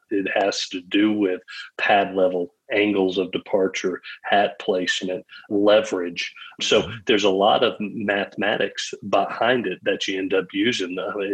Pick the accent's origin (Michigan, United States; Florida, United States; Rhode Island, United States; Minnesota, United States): Florida, United States; Gainesville; born there; I was born in Gainesville, Florida, when he was coaching at the University of Florida.